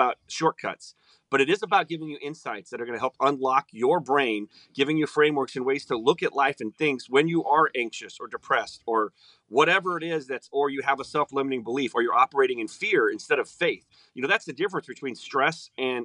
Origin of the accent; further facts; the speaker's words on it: Omaha, Nebraska, United States; I grew up in Omaha, Nebraska